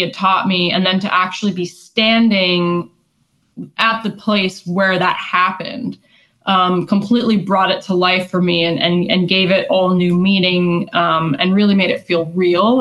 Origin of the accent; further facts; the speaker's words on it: West Coast, United States; moved away; I grew up on the West Coast